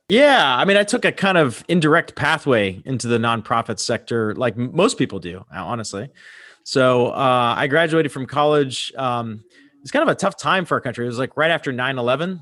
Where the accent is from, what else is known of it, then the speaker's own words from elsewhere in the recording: Pittsburgh, Pennsylvania, United States; moved away as an adult; also born or lived in Fort Lauderdale, Florida; now in Dallas, United States; I moved from Pittsburgh, Pennsylvania, where I grew up, to Fort Lauderdale, Florida.